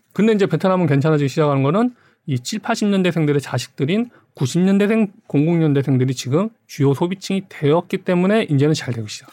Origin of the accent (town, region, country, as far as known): South Korea; moved away as an adult; now in Vietnam